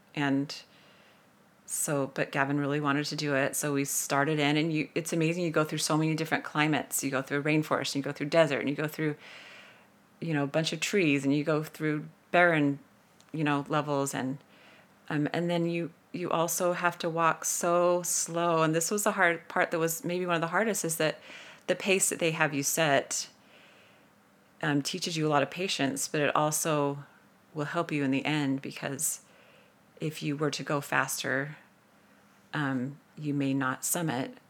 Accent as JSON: {"language": "English", "town": "St. George", "region": "Utah", "country": "United States", "said": "I'm from Saint George, Utah, and, uh, came from a family who was always super active at getting outside"}